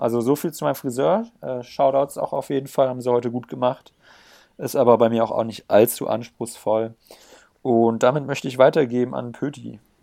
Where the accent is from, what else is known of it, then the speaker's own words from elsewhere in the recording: Black Forest area, Baden-Württemberg, Germany; now in Bayreuth, Germany; Pödi und ich kommen ja aus der Gegend von Schwarzwald